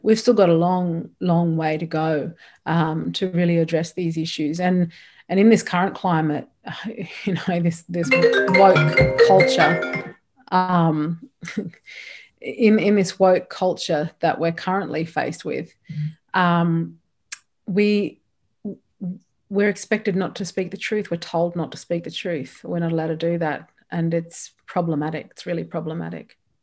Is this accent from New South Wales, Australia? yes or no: no; Alice Springs, Northern Territory, Australia; also born or lived in Darwin / Kimberley / Fitzroy Crossing; I've grown up in Alice Springs